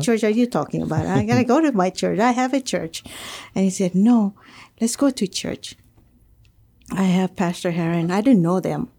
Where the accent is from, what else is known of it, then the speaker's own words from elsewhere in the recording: Marshall Islands; now in Guam; I come from the Marshall Islands. I was uh, born and raised there